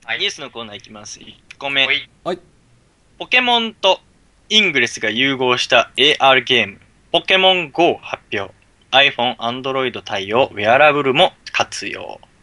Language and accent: Japanese; Ibaraki, Japan; moved away; みんな茨城出身だからさ